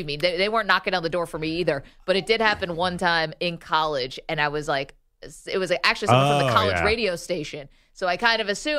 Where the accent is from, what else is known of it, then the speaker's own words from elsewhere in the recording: Syracuse, New York, United States; Syracuse. Oh, yeah. Sorry, I can't help where I'm from. I didn't even go to college there.